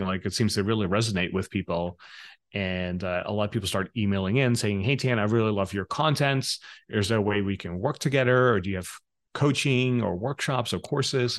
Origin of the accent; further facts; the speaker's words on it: Netherlands; moved away as an adult; also born or lived in Los Angeles, United States / Bangkok, Thailand; I grew up in the Netherlands